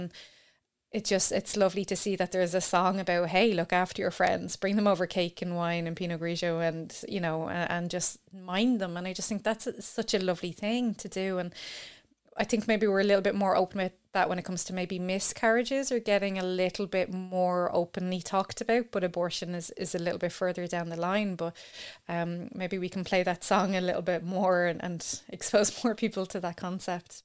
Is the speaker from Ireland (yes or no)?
yes; Ireland; as an Irish person